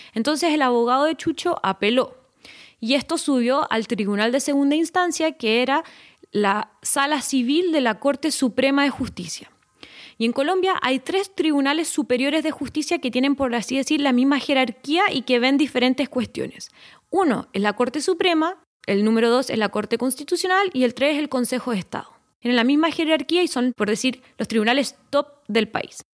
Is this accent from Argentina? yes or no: no; Chile; moved away as an adult; en mi país, en Chile